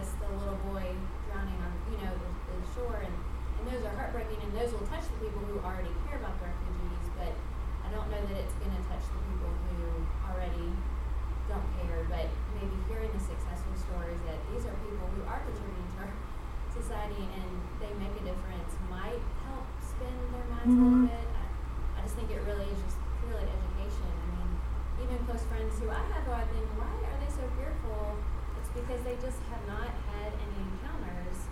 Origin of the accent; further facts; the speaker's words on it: Tennessee, United States; we're from Tennessee